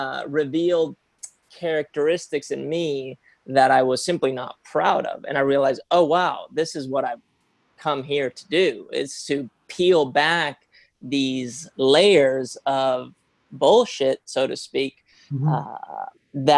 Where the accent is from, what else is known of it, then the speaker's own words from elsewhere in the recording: Spain; now in United States; when I came to the US, I came from Spain